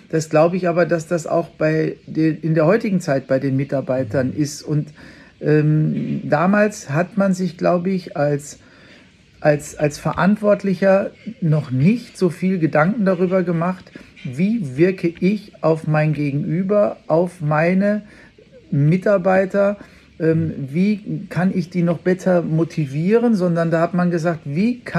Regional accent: Bavaria, Germany; bei uns in Bayern sagt man ja die Semmeln oder die Brötchen

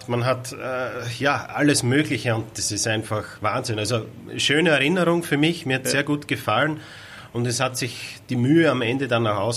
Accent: Styria, Austria; ich komme aus Österreich, aus der Steiermark. Äh, der Weg von der Steiermark nach Hamburg bin ich selbst mit dem Auto gefahren.

